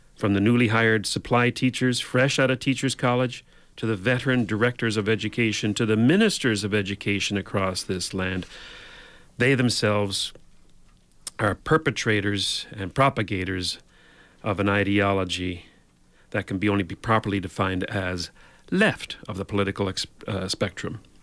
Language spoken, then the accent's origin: English; Newfoundland and Labrador, Canada; now in Ontario, Canada; I grew up in Newfoundland